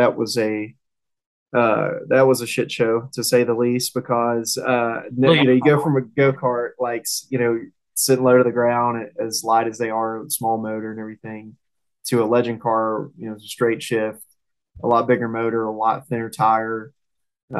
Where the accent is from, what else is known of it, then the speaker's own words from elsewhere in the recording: Southern, United States; accent: Southern; if y'all can tell from my accent, I mean, I'm a little Southern